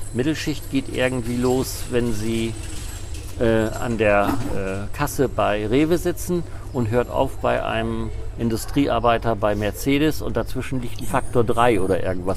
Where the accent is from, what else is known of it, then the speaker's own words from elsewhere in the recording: Appeln, Lower Saxony, Germany; ich komme aus einem kleinen Dorf, da haben die Leute nicht so viel Geld gehabt.